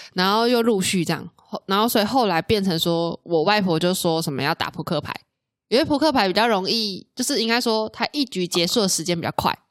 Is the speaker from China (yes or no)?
no; central Taiwan, Taiwan; moved away as an adult; also born or lived in Taoyuan; now in Hsinchu, Taiwan; 以前我也是在中部长大的小孩啦